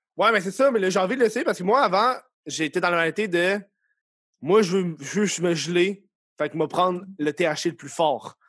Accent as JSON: {"language": "French", "town": "Laval", "region": "Quebec", "country": "Canada", "said": "je venais de Laval."}